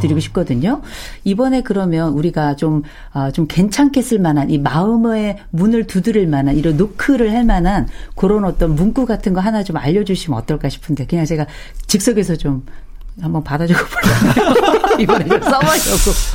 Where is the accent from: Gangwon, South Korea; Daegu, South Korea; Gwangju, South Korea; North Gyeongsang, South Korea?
Gangwon, South Korea; 강원도 출신